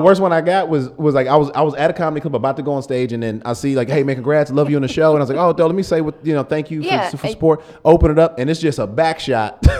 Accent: Atlanta, Georgia, United States; I'm from Atlanta

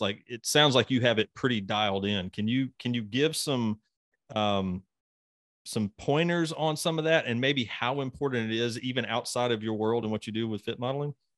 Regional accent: Mississippi, United States; I'm from Mississippi.

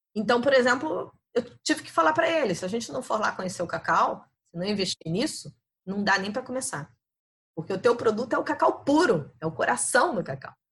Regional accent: Niterói, Rio de Janeiro, Brazil; moved away as an adult; also born or lived in France; now in Germany; Em Niterói, na verdade, fui criada em Niterói

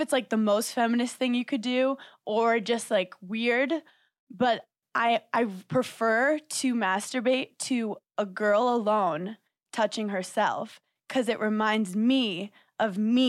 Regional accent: New York City, New York, United States; I'm from Park Slope, Brooklyn

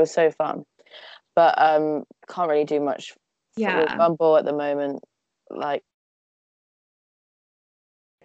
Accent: Cheltenham, South West England, United Kingdom; also born or lived in Nottingham; I've lived in Cheltenham since I was born.

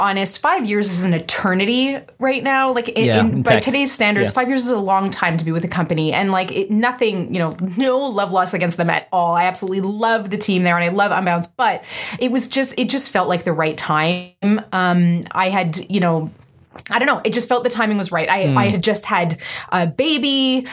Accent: East Coast, Canada; also born or lived in Vancouver; now in Montreal, Canada; I'm an East Coaster. I was born and raised on the East Coast

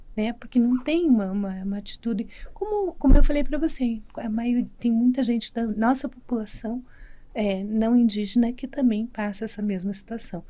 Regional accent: Brazil; numa reserva perto da cidade que eu nasci, em Marreca dos Índios

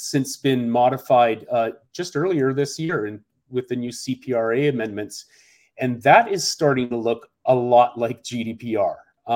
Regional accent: Canada; moved away as an adult; now in Seattle, United States; I came to the United States a couple of decades ago, and I'm originally from Canada, a graduate of UBC, University of British Columbia.

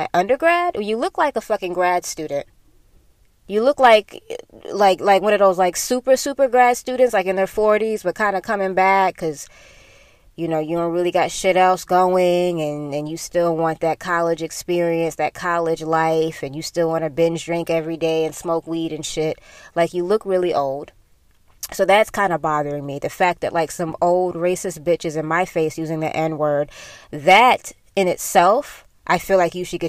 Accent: Sarasota, Florida, United States; growing up in the South, growing up in Sarasota, a very conservative area

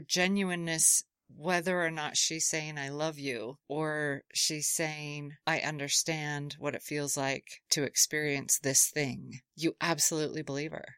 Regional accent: Utah, United States; I grew up in Utah

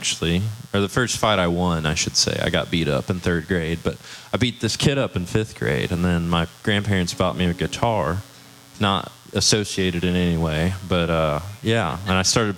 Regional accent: Tulsa, Oklahoma, United States; I'm 23, and I'm from Tulsa

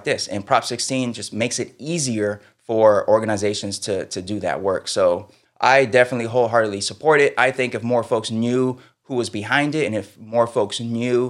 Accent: Sacramento, California, United States; my hometown, Sacramento

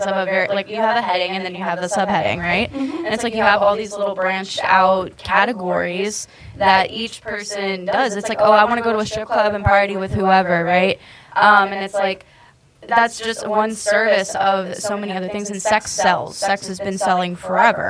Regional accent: North Carolina, United States; I grew up in North Carolina

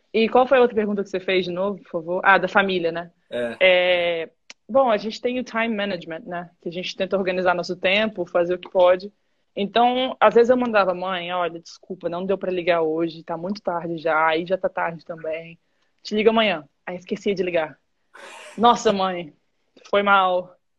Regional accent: Vitória, Espírito Santo, Brazil; moved away as an adult; also born or lived in Michigan, United States; eu sou de Vitória, no Espírito Santo

